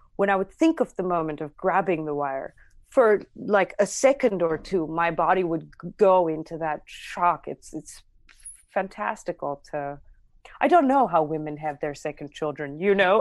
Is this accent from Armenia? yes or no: yes; Armavir, Armavir Province, Armenia; English is a second language; moved away; growing up in Armenia, uh, it's a very patriarchal society